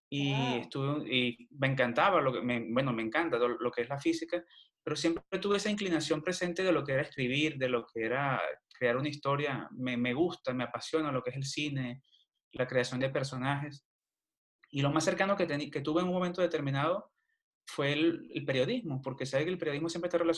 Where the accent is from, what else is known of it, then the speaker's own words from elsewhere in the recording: Villa de Cura, Aragua, Venezuela; also born or lived in Cagua; nací en Cagua, Estado de ah, Aragua, Estado de Aragua pero toda mi vida la viví en Villa de Cura.